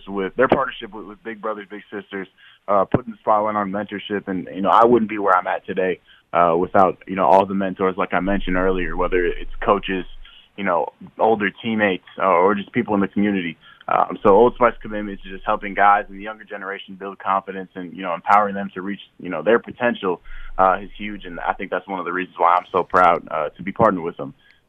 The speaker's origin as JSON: {"language": "English", "town": "Marshall", "region": "Minnesota", "country": "United States", "tie": "born or raised there", "also_born_or_lived": "Fargo, North Dakota", "moved": "yes", "said": "growing up in Marshall"}